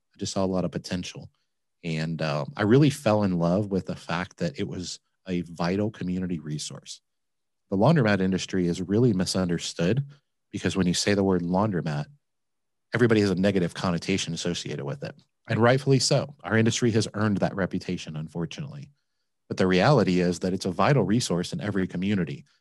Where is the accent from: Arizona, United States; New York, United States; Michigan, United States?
Michigan, United States; Flint; now in Cincinnati, United States; I grew up in Michigan